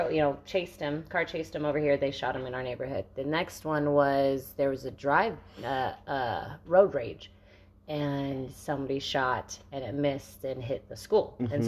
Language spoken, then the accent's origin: English; Arizona, United States; now in New Mexico, United States; Growing up in Arizona